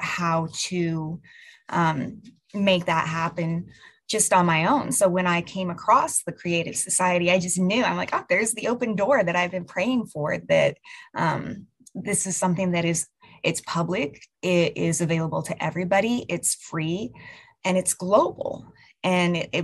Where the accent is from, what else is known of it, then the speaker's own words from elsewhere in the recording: United States; I am from the United States of America.